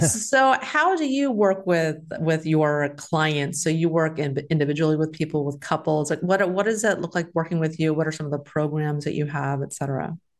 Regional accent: Texas, United States; moved away; I'm from Texas

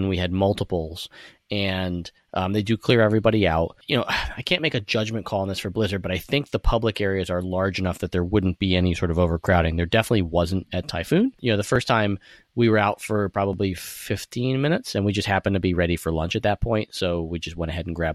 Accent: New York, United States; being a New Yorker

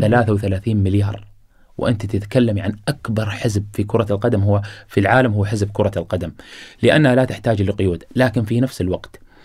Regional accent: Qatar; أنا الآن ولدت في قطر وعايش

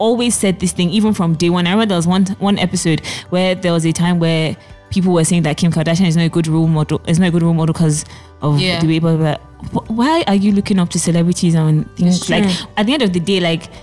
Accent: Nigeria; We're Nigerians

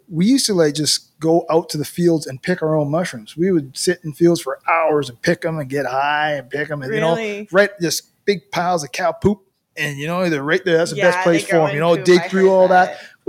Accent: Surrey, British Columbia, Canada; also born or lived in England; I was actually born in England. Really? And I grew up in Vancouver, Surrey area and stuff.

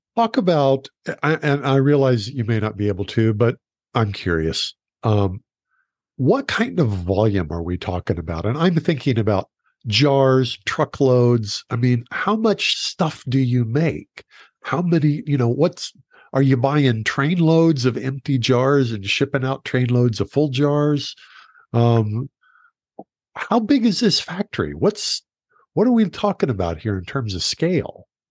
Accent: Oklahoma, United States; moved away; also born or lived in Texas; I grew up in Oklahoma

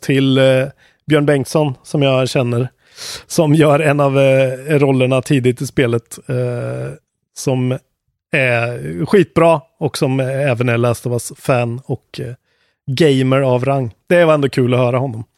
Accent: Sweden; vi är svenskar

